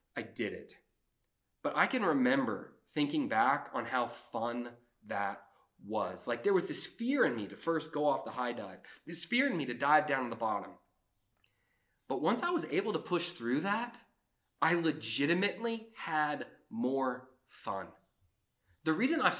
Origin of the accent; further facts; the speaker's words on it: Georgia, United States; also born or lived in South Florida; I grew up in South Florida. I lived there till I was 5, and then I moved to Georgia